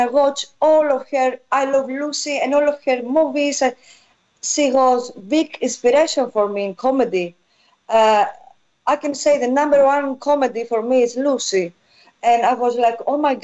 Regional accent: Eastern Macedonia and Thrace, Greece; English is a second language; moved away; I grew up there in North Greece.

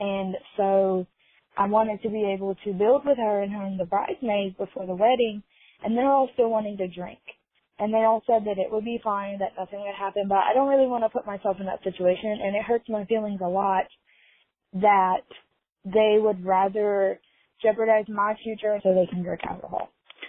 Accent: Gallatin, Tennessee, United States; I'm 21. I'm in college. I'm from Gallatin, Tennessee.

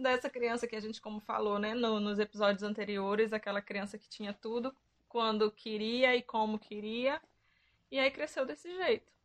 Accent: Pará, Brazil; no meu país, Pará

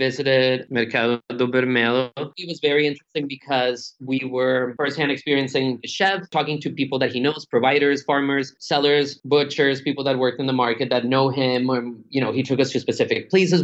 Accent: Colombia; I'm from Colombia too

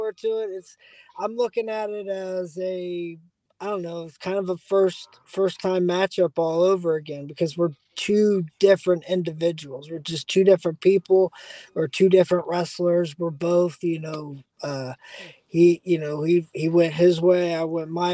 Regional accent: Dayton, Ohio, United States; I'm from Dayton, Ohio, which is only 45 minutes from Cincinnati

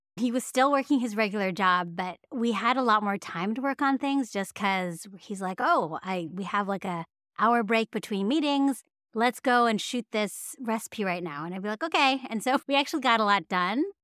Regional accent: San Francisco Bay Area, California, United States; growing up in the San Francisco Bay Area

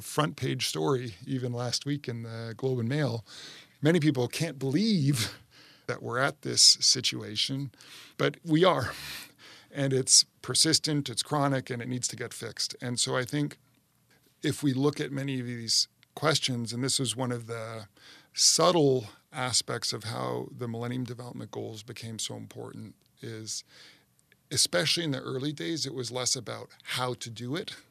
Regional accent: Canada; now in United States; my home country, Canada

